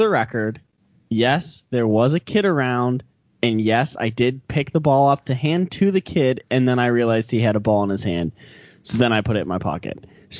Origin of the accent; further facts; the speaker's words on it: Pittsburgh, Pennsylvania, United States; I grew up in Pittsburgh.